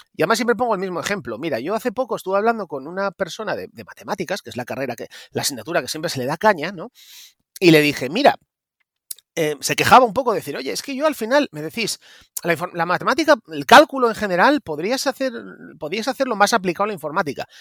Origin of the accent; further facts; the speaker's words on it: Mieres, Asturias, Spain; now in Oviedo, Spain; yo nací en Mieres, en concretamente en Riturbio. En Río Turbio, bueno, un pueblo que está a 3 kilómetros de Mieres, cuenca minera a full, un pueblo lleno de mineros, muchos niños, ahora ya no queda casi nadie. Y bueno, pues eh, me crié allí hasta los nueve años